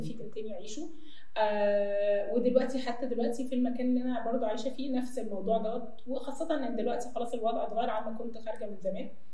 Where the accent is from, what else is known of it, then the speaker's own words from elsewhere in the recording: Egypt; احنا عايشين في مجتمع شرقي واحنا مصريين